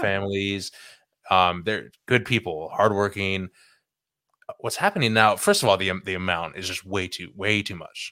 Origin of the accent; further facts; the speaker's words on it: California, United States; growing up in California